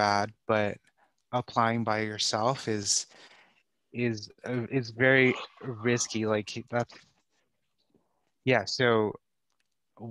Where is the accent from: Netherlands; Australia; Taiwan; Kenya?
Taiwan; also born or lived in Vancouver, British Columbia / Rhode Island; now in United States; I grew up in Taiwan